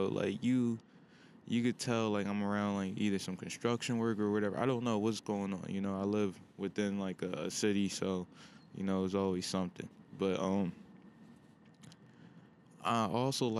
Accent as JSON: {"language": "English", "region": "Pennsylvania", "country": "United States", "tie": "born or raised there", "said": "back home in my home state of PA"}